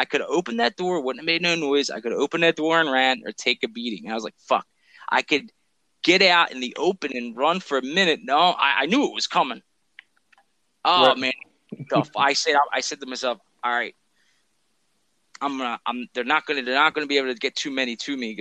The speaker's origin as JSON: {"language": "English", "town": "Philadelphia", "region": "Pennsylvania", "country": "United States", "tie": "born or raised there", "said": "I'm from Philly, dude. Like, I grew around black people."}